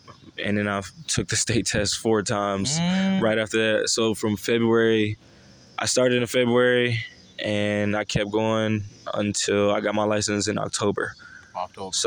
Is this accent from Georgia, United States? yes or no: yes; Augusta, Georgia, United States; moved away as an adult; now in Charlotte, United States; I'm from Augusta, Georgia.